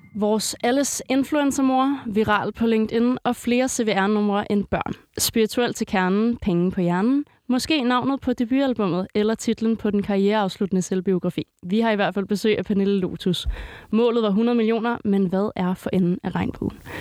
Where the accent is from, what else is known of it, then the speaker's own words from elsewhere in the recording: Greve, Zealand, Denmark; Jeg er, øh, jeg er vokset op ved, øh, lige ved Moset Fort